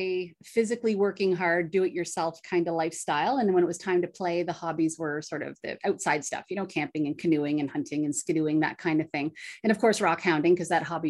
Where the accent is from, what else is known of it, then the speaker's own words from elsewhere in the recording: Bancroft, Ontario, Canada; Actually, I stayed put. So I grew up in Bancroft, Ontario.